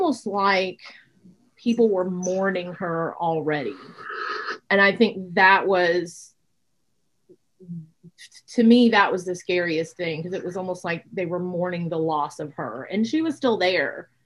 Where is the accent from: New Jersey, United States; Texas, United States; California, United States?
Texas, United States; Laredo; moved away; I grew up in Laredo